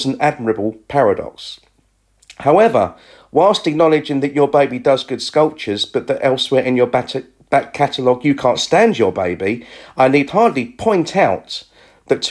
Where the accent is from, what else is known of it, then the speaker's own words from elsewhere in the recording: England, United Kingdom; I'm from England